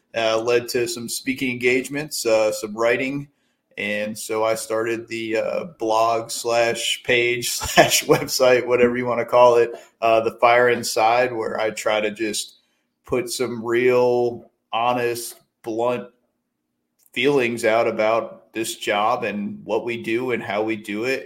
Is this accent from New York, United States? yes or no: yes; upstate New York, United States; moved away as an adult; I got my start uh, in my hometown in upstate New York as a volunteer